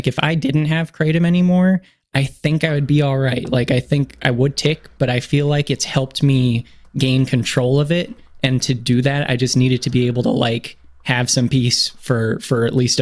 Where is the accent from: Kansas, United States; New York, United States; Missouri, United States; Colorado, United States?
New York, United States; Geneseo; also born or lived in Granville, New York; I'm from New York, originally from Geneseo, New York, is a small town just south of Rochester, New York